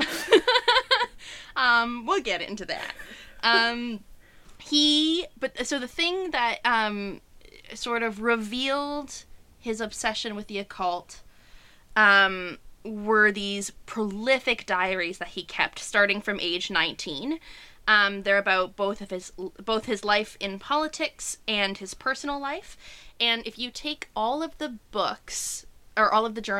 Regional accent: Kitchener, Ontario, Canada; Berlin, which is now Kitchener, which is my hometown

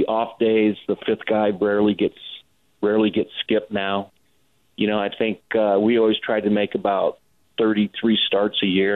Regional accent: Las Vegas, Nevada, United States; here in my hometown.

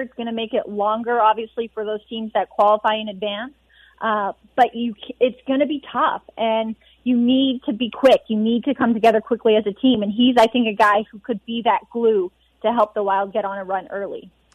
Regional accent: Edmonton, Alberta, Canada; moved away; being back in Edmonton. This is where I'm from. This is my hometown

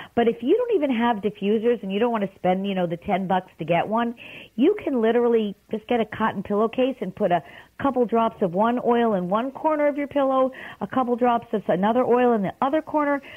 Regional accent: New York City, New York, United States; I'm from Brooklyn

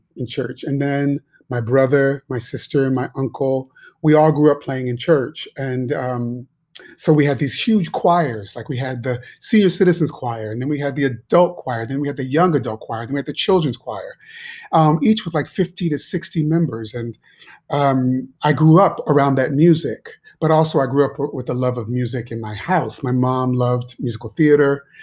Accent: Shaker Heights, Ohio, United States; moved away as an adult; also born or lived in Pittsburgh / New York; growing up in Shaker, I was pretty sheltered

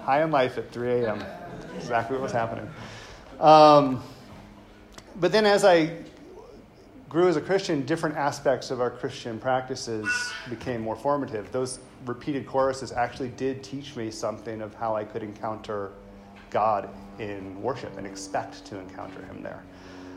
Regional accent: the South, United States; I grew up white in the South

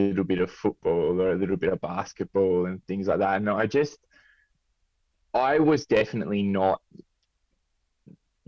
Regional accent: Sydney, New South Wales, Australia; also born or lived in United Kingdom; I grew up in the Southern Shire in Southern Sydney

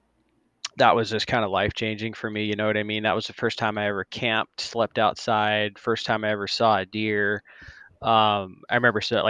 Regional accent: Arizona, United States; I've lived in Arizona since I was 8. So got here at an early age

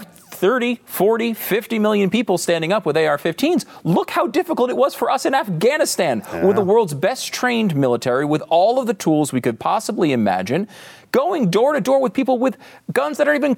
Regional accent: Connecticut, United States; I grew up in Connecticut, okay? No one I knew, I can't think of anybody that I knew that had guns or was a gun person.

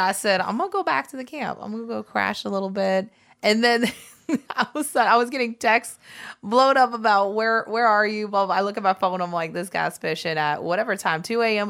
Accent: South Florida, United States; We're from South Florida

